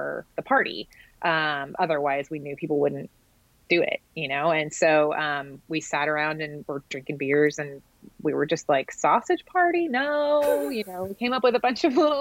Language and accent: English; Dallas, Texas, United States; also born or lived in Austin, Texas; I grew up in Dallas